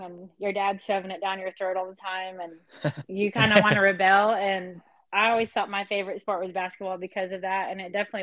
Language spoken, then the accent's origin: English; Davis, Oklahoma, United States; I'm from Davis, Oklahoma. Small town